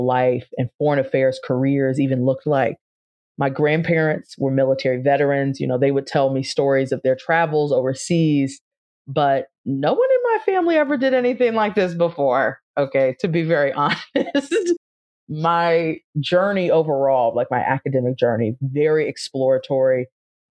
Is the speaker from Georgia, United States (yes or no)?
no; Charles County, Southern Maryland, United States; moved away as an adult; also born or lived in Rome, Italy; I grew up in Charles County, Southern Maryland, a kind of suburban, rural area.